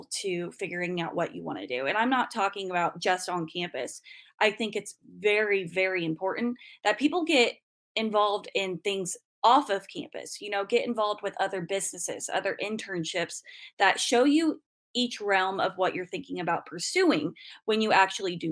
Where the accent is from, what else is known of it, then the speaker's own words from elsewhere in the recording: Ingalls, Kansas, United States; I'm from Western Kansas originally, from the tiny town of Ingalls.